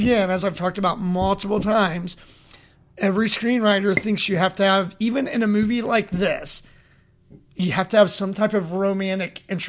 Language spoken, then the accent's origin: English; Kentucky, United States; I'm from Kentucky.